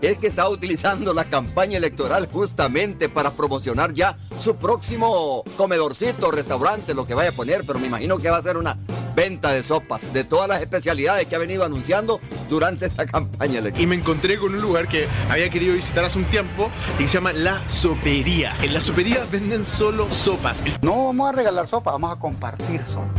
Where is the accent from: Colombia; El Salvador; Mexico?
El Salvador; Así somos los salvadoreños